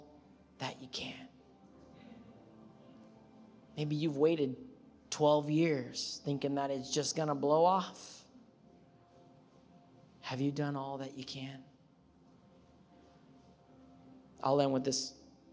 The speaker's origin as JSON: {"language": "English", "town": "Anaheim", "region": "California", "country": "United States", "said": "I'm from Anaheim"}